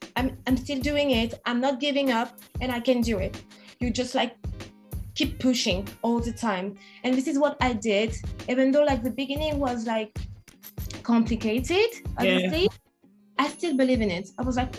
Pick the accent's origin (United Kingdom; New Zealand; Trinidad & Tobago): United Kingdom; England; She's from Canada. I'm from England.